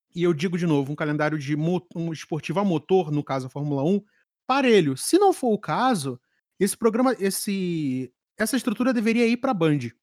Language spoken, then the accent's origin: Portuguese; Rio de Janeiro, Brazil; eu, enquanto carioca profissional